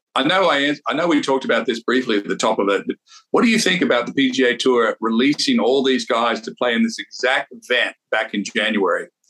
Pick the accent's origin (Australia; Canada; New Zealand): Australia; when I was a young player growing up in Australia, used to take the train for 20 hours down to Sydney